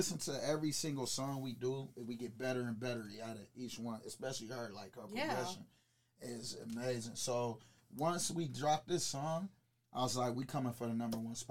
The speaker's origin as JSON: {"language": "English", "town": "Mansfield", "region": "Ohio", "country": "United States", "tie": "born or raised there", "also_born_or_lived": "Highland Park, Michigan", "said": "I was raised here"}